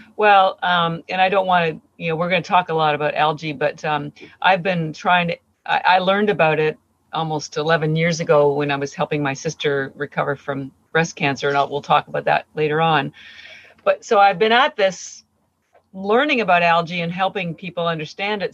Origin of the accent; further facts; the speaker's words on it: Canada; moved away as an adult; now in Boston, United States; I do live in Boston, Massachusetts. I've been here for 30 years, but I'm Canadian